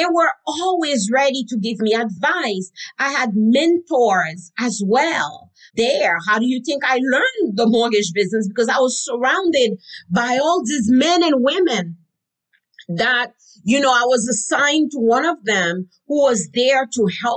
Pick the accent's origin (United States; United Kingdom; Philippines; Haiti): Haiti; I learned growing up in Haiti